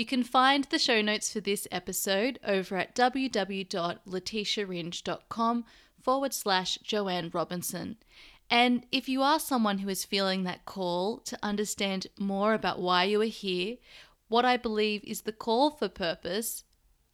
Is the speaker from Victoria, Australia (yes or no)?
no; Sydney, New South Wales, Australia; moved away; I'm currently staying in Sydney, Australia, my hometown.